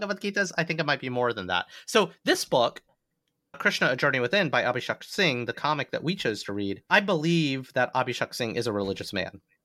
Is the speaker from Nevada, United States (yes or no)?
no; Alabama, United States; I was raised a Hindu in the great state of Alabama, not in a large Indian American community